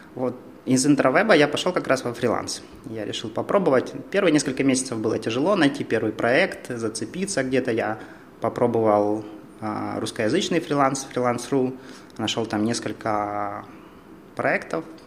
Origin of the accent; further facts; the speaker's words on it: Dimitrov, Donetsk Oblast, Ukraine; moved away as an adult; now in Kharkiv, Ukraine; когда еду в Димитров, свой родной